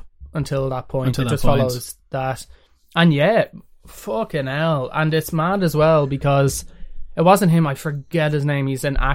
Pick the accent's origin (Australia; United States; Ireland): Ireland; being Irish and growing up in Ireland